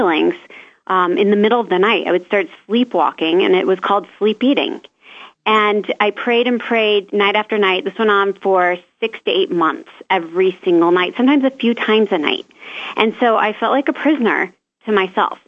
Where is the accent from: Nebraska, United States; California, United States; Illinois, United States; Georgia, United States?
Nebraska, United States; Omaha; moved away as an adult; also born or lived in Florida; my hometown of Omaha, Nebraska